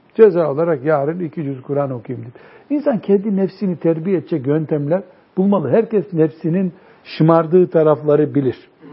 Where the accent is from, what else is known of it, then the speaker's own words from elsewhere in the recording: our Black Sea region, Turkey; bizim Karadeniz'de